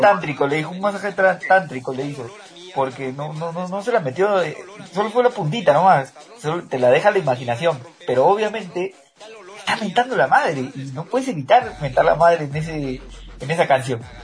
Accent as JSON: {"language": "Spanish", "country": "Peru", "moved": "yes", "lives_now": "Mexico", "said": "estando aquí en México, yo me sentía triste y decía, \"Quiero sentirme en mi país\""}